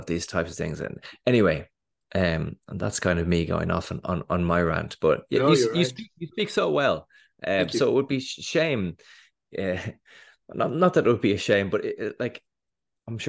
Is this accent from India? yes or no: no; Dublin, Leinster, Ireland; I grew up in Dublin